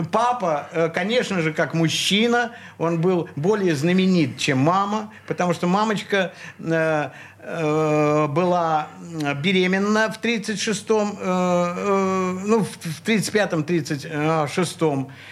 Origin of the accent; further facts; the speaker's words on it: Saint Petersburg, Russia; Я родился в Ленинграде. Ты коренной ленинградец? Да, и не только по маме и папе, а еще по бабушкам и дедушкам, по прадедушкам, по прапрапрадедушкам